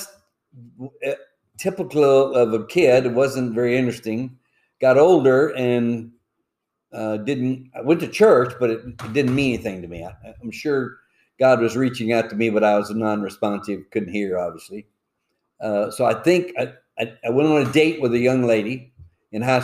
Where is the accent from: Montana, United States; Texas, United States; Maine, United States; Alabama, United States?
Alabama, United States; moved away as an adult; also born or lived in Joliet, Illinois / Southern Indiana / Chicago; I grew up in Alabama